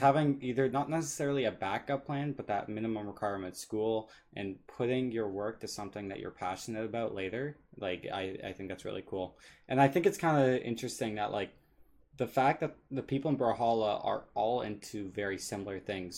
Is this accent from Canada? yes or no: yes; Canada; I'm Canadian